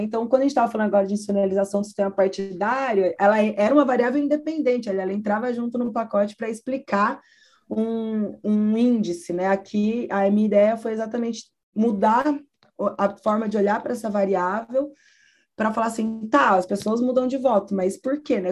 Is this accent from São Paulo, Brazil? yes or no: yes; São Paulo, Brazil; cresci em São Paulo